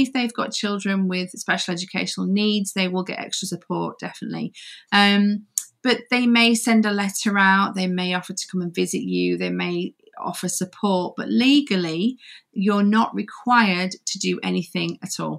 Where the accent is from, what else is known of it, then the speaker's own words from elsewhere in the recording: Yorkshire and the Humber, United Kingdom; now in Coventry, United Kingdom; So I'm from Yorkshire, the north of Yorkshire. Okay. I'm a Yorkshire girl, but I actually live in Coventry